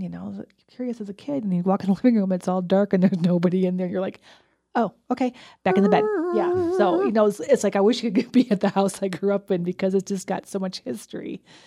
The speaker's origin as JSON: {"language": "English", "region": "New York", "country": "United States", "tie": "born or raised there", "moved": "as an adult", "lives_now": "Fort Collins, United States", "said": "the house I grew up in back in New York"}